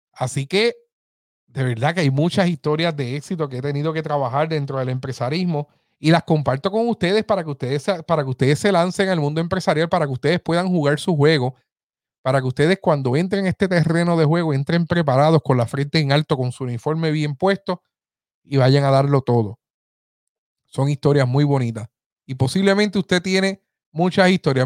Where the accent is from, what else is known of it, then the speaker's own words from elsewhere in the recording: Aibonito, Puerto Rico; ese es mi pueblo, el pueblo que me vio eh, crecer, así que aquí estoy desde ahí bonito, Puerto Rico